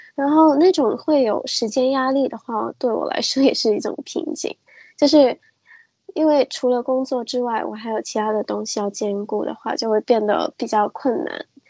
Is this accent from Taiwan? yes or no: no; Hong Kong; 我是一个，呃，来自香港的插画师。然后我自己的话其实是一个混血儿